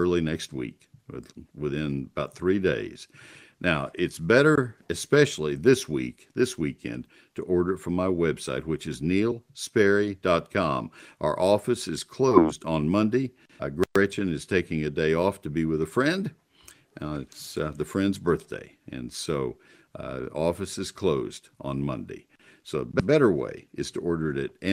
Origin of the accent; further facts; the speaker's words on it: College Station, Texas, United States; now in McKinney, United States; College Station Bryan, that's my hometown where I grew up